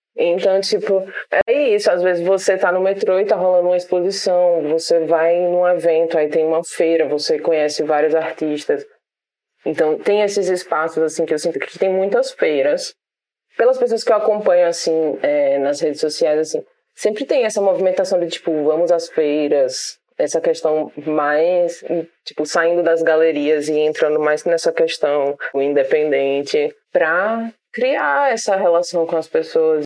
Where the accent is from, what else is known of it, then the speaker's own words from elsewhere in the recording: Brazil; enquanto brasileiro